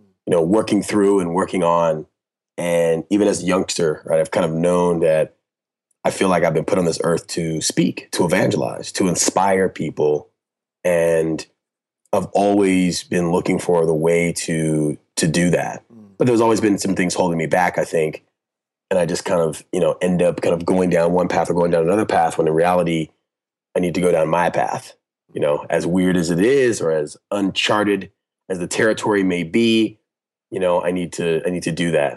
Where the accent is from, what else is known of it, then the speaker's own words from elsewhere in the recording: Orange County, California, United States; also born or lived in Compton, California; I was born in Compton. My dad moved us out early. I grew up in Orange County, very nice, affluent, predominantly white neighborhood